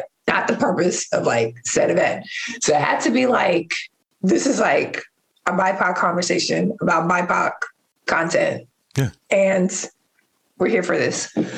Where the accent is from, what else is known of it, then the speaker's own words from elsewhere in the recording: New York City, New York, United States; now in Oakland, United States; I am currently in Oakland, California, but I was born in Harlem.